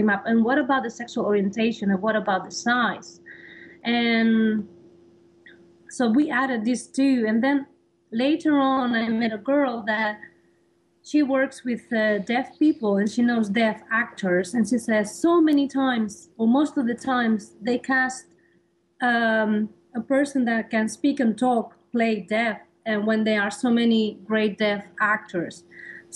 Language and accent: English; Spain; English is a second language; moved away as an adult; now in New York, United States; I come from Spain